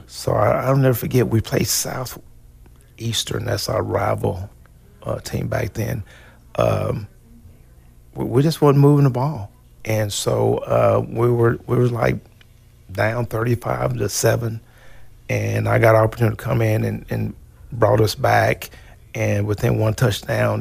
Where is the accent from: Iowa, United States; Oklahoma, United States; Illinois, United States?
Oklahoma, United States; Hobart; where's where's Hobart at? And I'll tell them it's Western Oklahoma